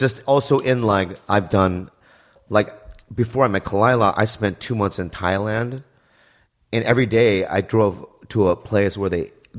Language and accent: English; San Diego, California, United States; also born or lived in Poway; I grew up in San Diego.